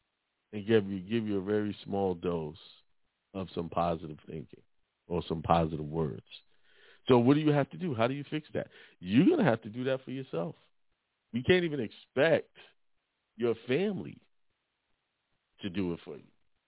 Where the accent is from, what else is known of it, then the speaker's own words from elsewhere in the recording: Brooklyn, New York, United States; You know, I grew up in Bedford-Stuyvesant, Brooklyn, most of my life, and you hear negative stuff.